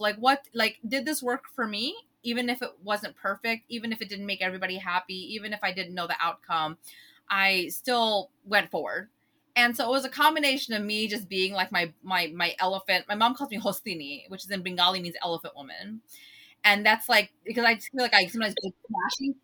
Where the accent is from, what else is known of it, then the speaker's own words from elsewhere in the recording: United States; growing up in the United States